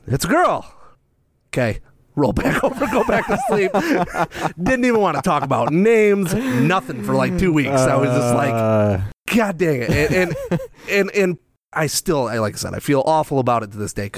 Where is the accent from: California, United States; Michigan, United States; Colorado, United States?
Michigan, United States; South Haven; also born or lived in Grand Rapids, Michigan / Allegan, Michigan / Saginaw, Michigan; I was born in Grand Rapids at the hospital, if that counts. However, grew up in the South Haven, Grand Junction area